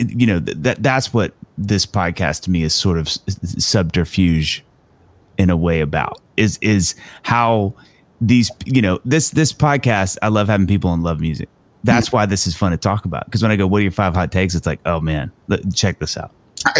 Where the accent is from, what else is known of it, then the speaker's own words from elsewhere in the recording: Mississippi, United States; I'm white kid from Mississippi. I loved hip hop and R&B though in the 90s.